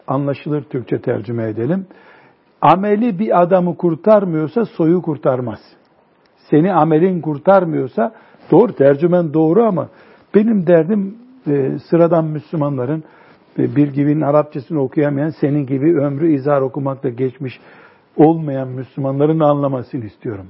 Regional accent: Turkey; also born or lived in Mecca, Saudi Arabia; Ben de Türkiye'li dedim

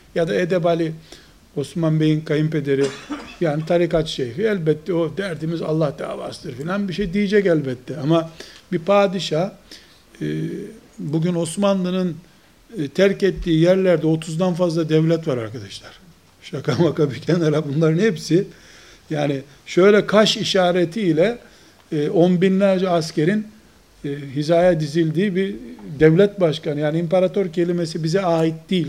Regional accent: Trabzon, Turkey; Kuzey Karadeniz'de Trabzonluyum

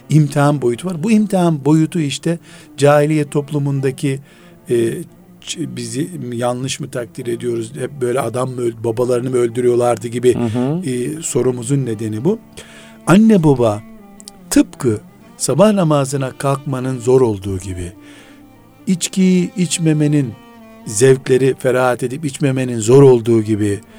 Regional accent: Black Sea Region, Turkey; Bizim Karadeniz yöresinde e, istersen 60 yaşında ol. Çocuğun olduğunda isim veremiyorsun.

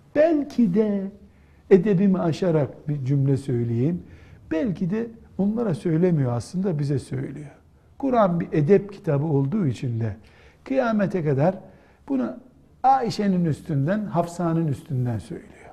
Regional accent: Black Sea Region, Turkey; Bizim Karadeniz'de

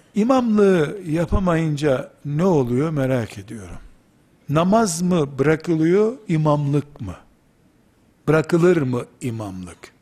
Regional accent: Black Sea Region, Turkey; Bizim Karadeniz deyimidir yarılık.

